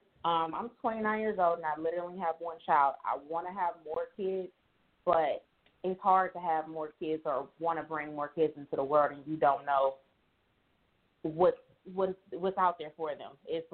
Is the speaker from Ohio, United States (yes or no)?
yes; Cleveland, Ohio, United States; Right now I'm in Nashville, Tennessee, but I'm from Cleveland, Ohio.